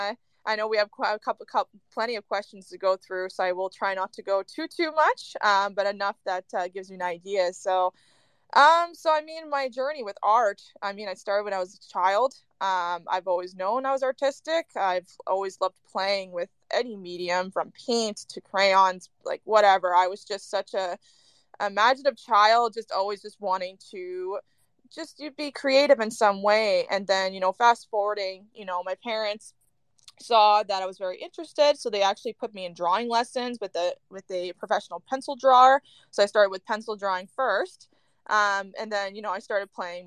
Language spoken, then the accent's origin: English; Northern Canada, Canada; I am currently in northern Canada, home for the holidays with my family